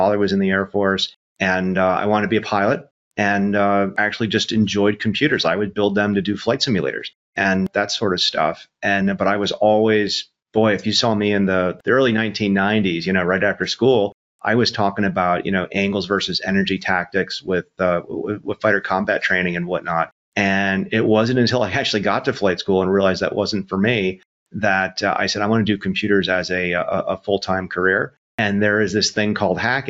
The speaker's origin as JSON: {"language": "English", "town": "Syracuse", "region": "New York", "country": "United States", "tie": "born or raised there", "also_born_or_lived": "Rochester, New York", "said": "I was born in Rochester, grew up in Syracuse"}